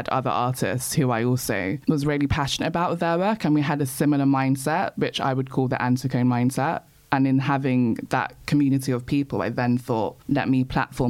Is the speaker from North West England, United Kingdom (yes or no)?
no; London, United Kingdom; I was born in Peckham and I grew up in pre-gentrified Peckham, not Peckham as it is now.